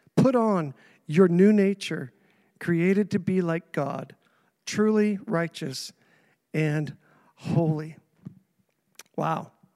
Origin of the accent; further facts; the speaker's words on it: Saint John, New Brunswick, Canada; also born or lived in Indianapolis; now in Grand Manan, Canada; I was three years old when my parents moved me to Saint John against my will